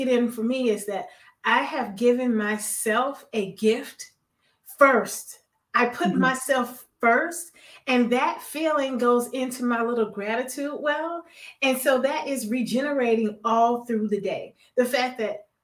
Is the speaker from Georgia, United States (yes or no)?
no; Miami, Florida, United States; I'm a Florida baby. I'm from Miami.